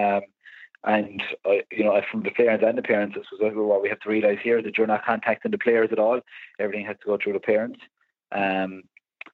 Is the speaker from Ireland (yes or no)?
yes; Limerick, Munster, Ireland; I'm from the Pearshig. I live close to the Pearshig